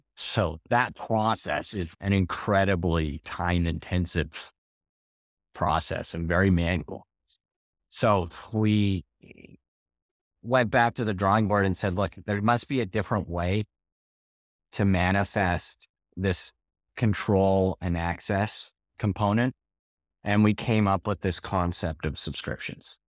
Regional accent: Canada; moved away as an adult; now in Portugal; I'm a Canadian transplant to Portugal

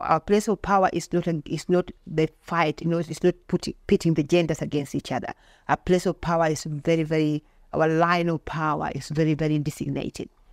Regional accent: Bondo, Siaya County, Kenya; moved away as an adult; now in Australia; Originally, I'm from Kenya. I'm from a place, I was born in a place called Bondo in Siaya County.

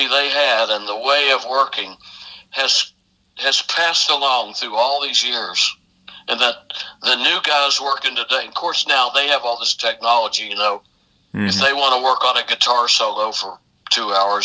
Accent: South Florida, United States; moved away as an adult; I came up here from South Florida

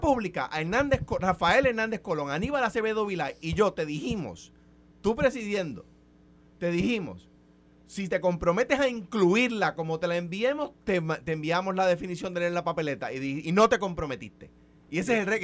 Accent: Puerto Rico

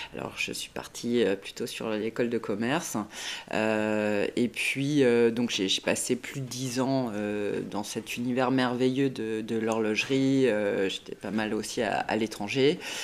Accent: Bordeaux, Nouvelle-Aquitaine, France; moved away as an adult; also born or lived in La Chaux-de-Fonds, Switzerland; quand on est bordelais

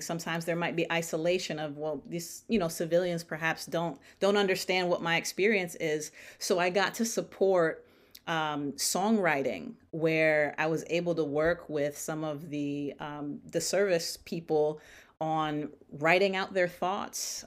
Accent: Stamford, Connecticut, United States; now in Dallas, United States; I am based currently in Dallas, Texas, but born and raised in Stamford, Connecticut

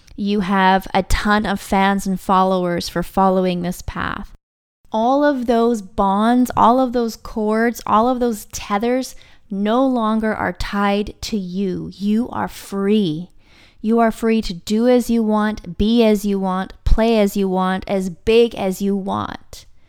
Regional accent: Vancouver Island, British Columbia, Canada; I'm from Vancouver Island. That's where I was living at the time.

